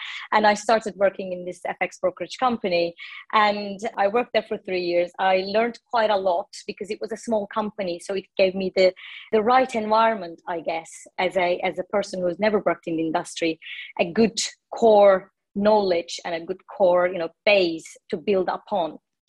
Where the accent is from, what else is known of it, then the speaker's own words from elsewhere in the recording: Istanbul, Turkey; So I'm originally from Turkey. I was born in Istanbul and raised in Turkey as well. I studied economics in Istanbul University. All my education was in Turkey.